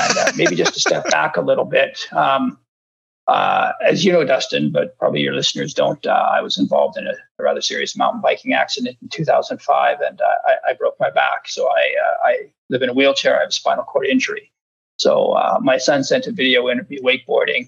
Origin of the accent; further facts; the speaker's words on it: Vernon, British Columbia, Canada; I grew up in Vernon